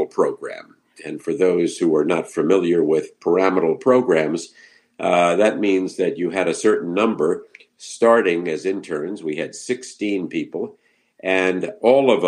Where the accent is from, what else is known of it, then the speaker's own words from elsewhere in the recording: Southern Virginia, United States; moved away as an adult; also born or lived in New Haven, Connecticut; now in North Carolina, United States; I'm basically a Southerner. I grew up in Southern Virginia, a small town south of Richmond